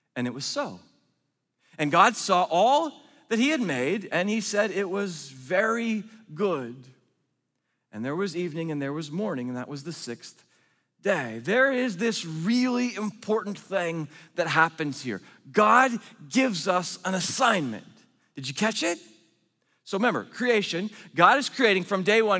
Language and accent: English; Oregon, United States; I'm from Oregon